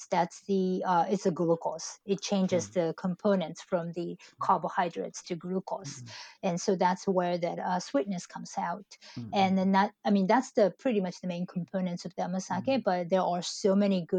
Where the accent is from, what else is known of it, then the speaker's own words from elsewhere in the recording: Japan; moved away; also born or lived in United States; I went to United States in late 90s, and I went to school there and I got my first job, and I returned back to Japan in 2012